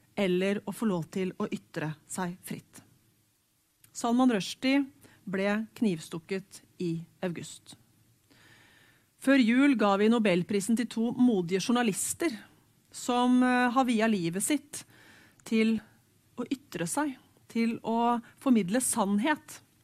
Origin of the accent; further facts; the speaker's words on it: Hamar, Innlandet, Norway; Jeg vokste opp på Hamar